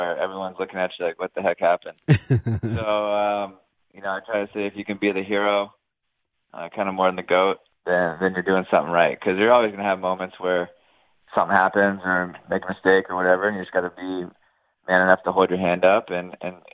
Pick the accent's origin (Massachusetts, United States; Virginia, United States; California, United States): Virginia, United States; Virginia Beach; I'm from Virginia Beach, Virginia. It's a middle-sized city